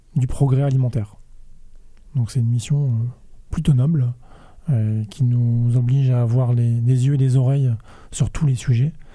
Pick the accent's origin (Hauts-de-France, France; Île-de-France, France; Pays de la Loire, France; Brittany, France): Brittany, France; Rennes; je suis né à Rennes, j'ai fait mes études à Rennes